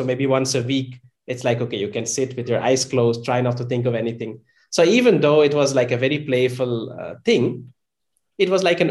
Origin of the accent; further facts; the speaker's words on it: a town close to Amsterdam, North Holland, Netherlands; I was born and raised in the Netherlands, in a town close to Amsterdam.